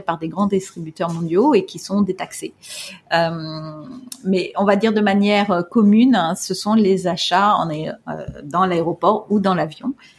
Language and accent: French; France; moved away as an adult; now in Hong Kong; j'ai grandi en France